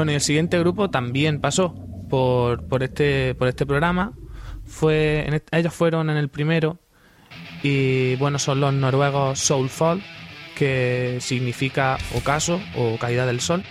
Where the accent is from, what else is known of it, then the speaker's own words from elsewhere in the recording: Granada, Andalusia, Spain; me voy a quedar aquí en mi tierra. Que aquí en Granada